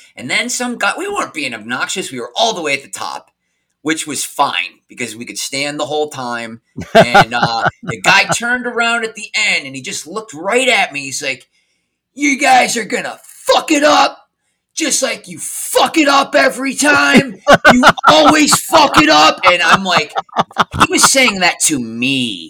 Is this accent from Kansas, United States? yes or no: no; Western New York, United States; I grew up in Western New York, about an hour south of Buffalo